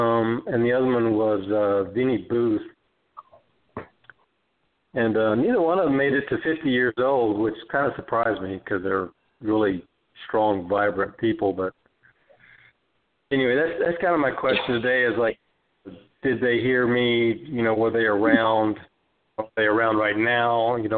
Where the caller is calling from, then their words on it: Las Vegas, Nevada, United States; from Las Vegas.